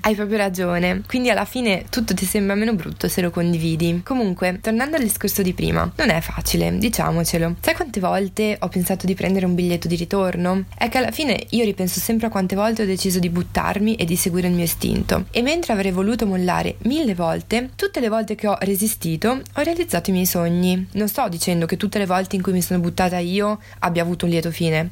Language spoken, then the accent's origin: Italian; Italy; moved away as an adult; now in London, United Kingdom; stavo lasciando il mio paese